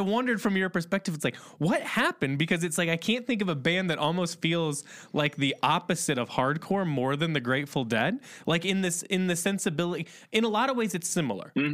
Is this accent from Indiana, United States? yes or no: yes; Indiana, United States; I'm from Indiana originally